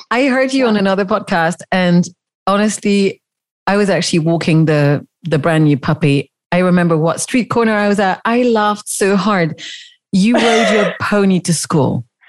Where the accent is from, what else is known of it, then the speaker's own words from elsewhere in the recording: Switzerland; I grew up in the Swiss countryside